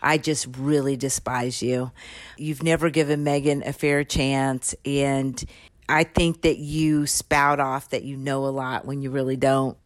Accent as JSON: {"language": "English", "region": "California", "country": "United States", "said": "I'm his friend from California"}